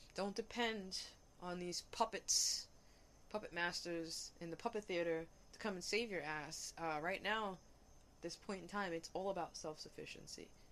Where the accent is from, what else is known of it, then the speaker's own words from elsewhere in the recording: New York City, New York, United States; moved away; I grew up in Hell's Kitchen